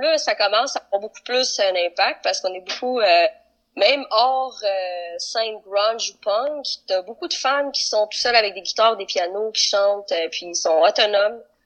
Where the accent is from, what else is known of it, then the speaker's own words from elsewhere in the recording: Quebec, Canada; accent: Québécois; Oui, je suis au Québec, j'ai un accent québécois